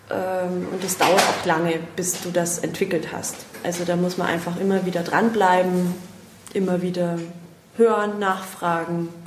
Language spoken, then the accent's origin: German; Bavaria, Germany; Ich komme aus dem Unterallgäu. Unterallgäu. Servus.